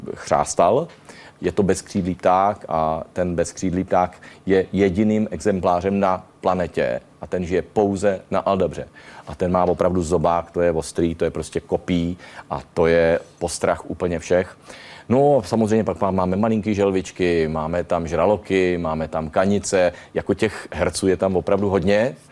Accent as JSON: {"language": "Czech", "country": "Czechia", "said": "my jsme Češi takový, taková podivná partička"}